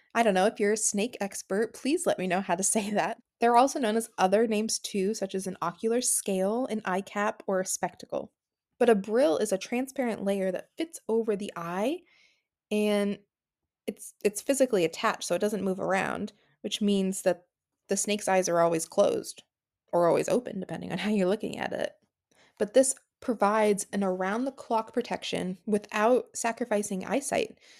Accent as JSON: {"language": "English", "country": "United States", "said": "I'm from America"}